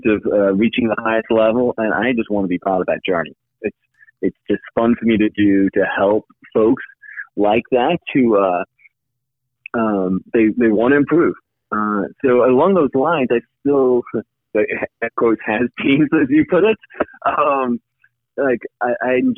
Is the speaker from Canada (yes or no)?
no; United Kingdom; now in United States; I grew up just outside London, so I'm a UK citizen originally